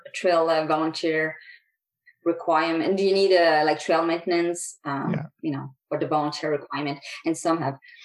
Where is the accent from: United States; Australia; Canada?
Canada; Quebec; now in Calgary, Canada; I grew up in Quebec